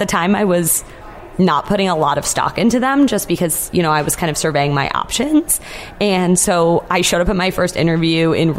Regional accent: New England, United States; Yes, I grew up in New England, so that would have been great.

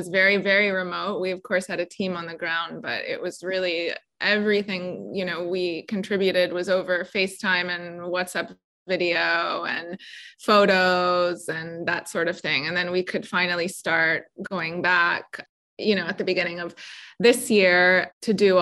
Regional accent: Vancouver, British Columbia, Canada; moved away as an adult; also born or lived in Abruzzo, Italy; now in United States; We're Italian South African, and we grew up in Vancouver in British Columbia in Canada

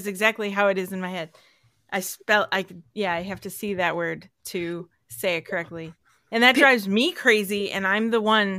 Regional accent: near Chicago, Illinois, United States; also born or lived in the Carolinas; now in Minnesota, United States; Yeah, you know, I grew up near Chicago, but I have relatives in Minnesota, and I'm in Minnesota now. And then I also lived in the Carolinas. So I've been all over.

